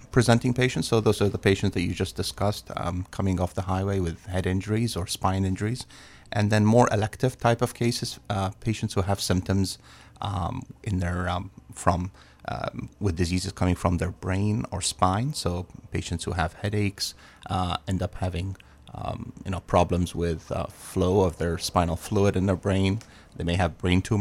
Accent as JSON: {"language": "English", "region": "England", "country": "United Kingdom", "tie": "born or raised there", "moved": "yes", "said": "I grew up in England"}